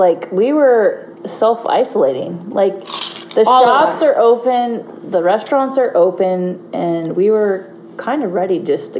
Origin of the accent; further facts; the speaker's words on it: Memphis, Missouri, United States; Okay, so I'm from Memphis. Let's not get it twisted. I'm a small town girl.